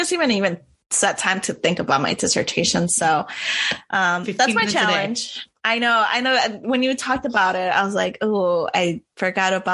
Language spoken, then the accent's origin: English; Wisconsin, United States; I'm from Wisconsin. I did this during my childhood